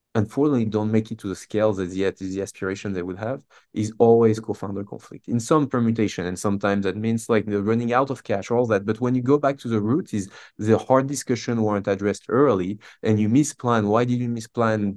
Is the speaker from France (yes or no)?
yes; south of France, France; moved away as an adult; now in Boston, United States; I grew up in France, um, born and raised in the south of France.